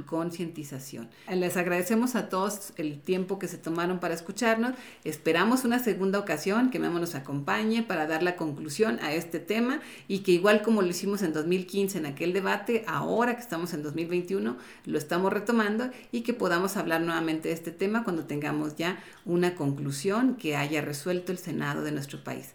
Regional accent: Mexico; como jóvenes, como mexicanos

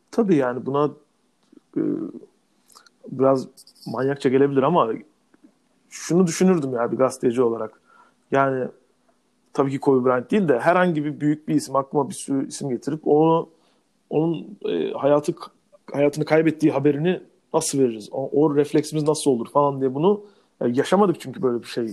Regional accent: Turkey; kısa boylu bir Türk olarak

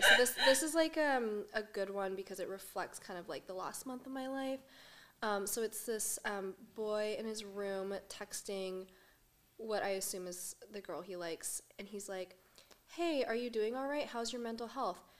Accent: California, United States; moved away as an adult; now in New York, United States; I am from California, originally.

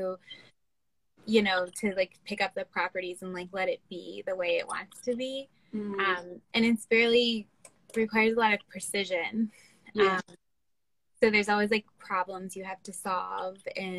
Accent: Baltimore, Maryland, United States; I'm from Baltimore

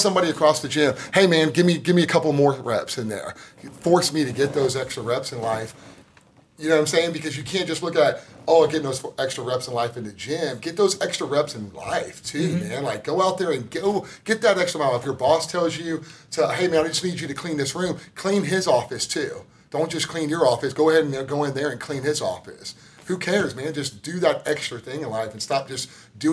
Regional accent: Tomball, Texas, United States; I grew up in Tomball, Texas, outside of Houston.

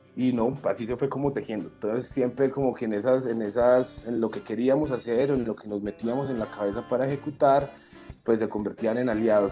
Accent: Medellín, Antioquia, Colombia; la Casa de la Cultura del barrio Pedregal en Medellín, que fue el barrio donde yo nací donde me crié y viví por 25 años allí

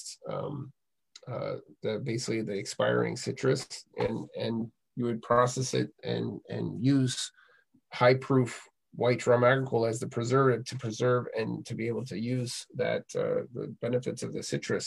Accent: Maine, United States; I grew up in Maine

